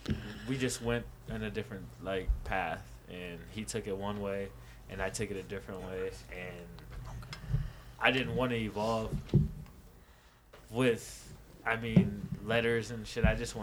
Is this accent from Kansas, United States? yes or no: yes; Kansas, United States; now in Denver, United States; Kansas. I'm from Kansas.